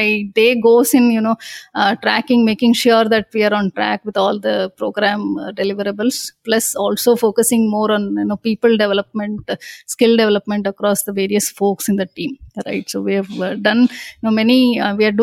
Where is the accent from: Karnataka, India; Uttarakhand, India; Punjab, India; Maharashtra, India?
Karnataka, India; Bangalore; I'm born and brought up in Bangalore, right? My entire schooling, starting from my nursery grade to my engineering, has been done in Bangalore